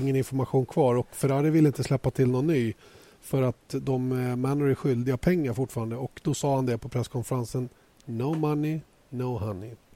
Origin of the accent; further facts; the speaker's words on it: Sweden; här hemma i Sverige